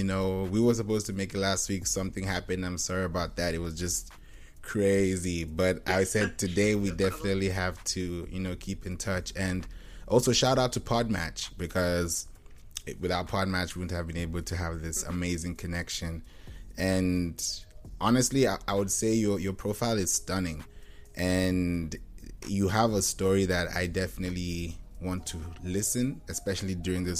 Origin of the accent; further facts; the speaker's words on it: Kenya; my parents are both pastors. You know, we grew up in Kenya, but we're Nigerian.